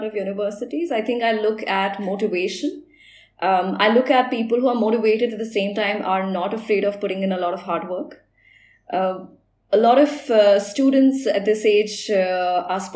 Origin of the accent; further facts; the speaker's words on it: India; being an Indian